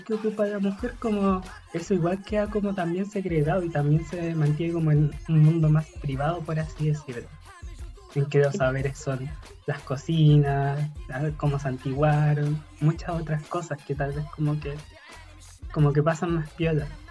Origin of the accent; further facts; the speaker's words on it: La Serena, Coquimbo, Chile; mi tierra es Coquimbo. Yo soy nacida Serena, pero eh, mi familia por parte materna de los valles más internos